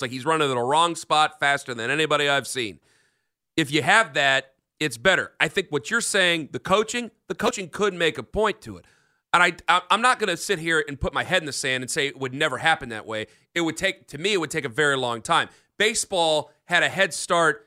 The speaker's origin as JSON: {"language": "English", "country": "United States", "said": "as an American"}